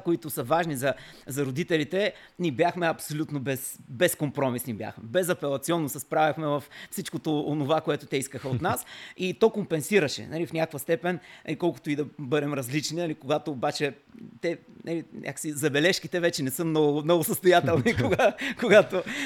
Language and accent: Bulgarian; Kavarna, Dobrich Province, Bulgaria; съм роден в Каварна